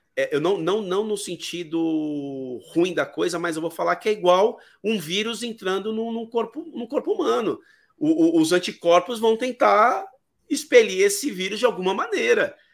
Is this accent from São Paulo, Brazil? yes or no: yes; São Paulo, Brazil; Eu sou de São Paulo